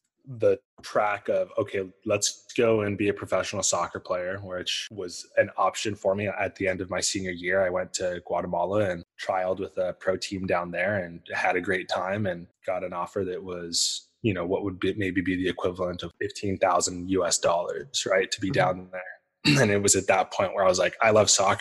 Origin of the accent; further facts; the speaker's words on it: Salt Lake City, Utah, United States; I grew up in Salt Lake City